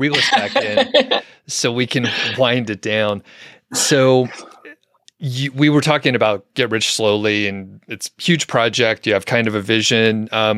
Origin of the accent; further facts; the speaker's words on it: Atlanta, Georgia, United States; In the Atlanta area, in the suburbs.